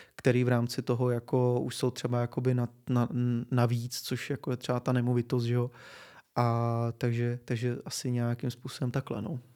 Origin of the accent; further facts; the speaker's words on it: Czechia; my Češi